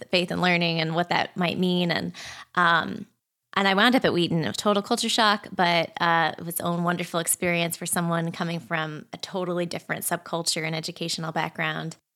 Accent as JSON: {"language": "English", "country": "Hong Kong", "tie": "born or raised there", "also_born_or_lived": "Boston / Australia", "said": "I was born in Boston, but shortly thereafter, as a young child, moved with my family to Hong Kong and lived there for quite a few years, and then Australia."}